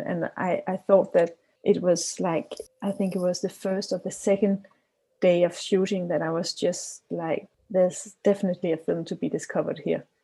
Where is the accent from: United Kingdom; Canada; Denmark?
Denmark; Copenhagen, Capital Region of Denmark; I'm from Copenhagen, Denmark